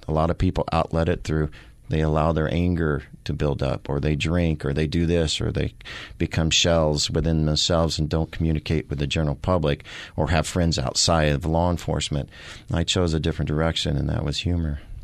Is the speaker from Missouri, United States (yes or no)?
yes; the Ozarks, Missouri, United States; also born or lived in Kansas City, Missouri; now in Phoenix, United States; I am from the Missouri, the Ozarks. I was born in the Ozarks